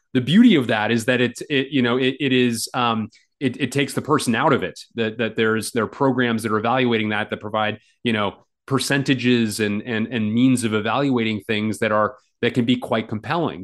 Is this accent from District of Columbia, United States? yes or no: yes; Washington, District of Columbia, United States; the Washington Post, uh, my my hometown paper